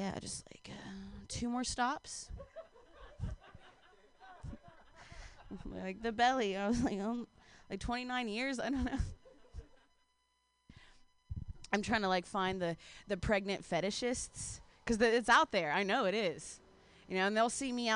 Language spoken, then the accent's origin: English; Ohio, United States; I'm from Ohio